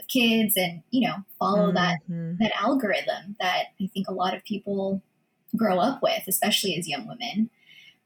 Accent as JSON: {"language": "English", "country": "United States", "first_language": "Filipino", "second_language": "English", "said": "I'm Filipino American. I grew up actually speaking Filipino first before English"}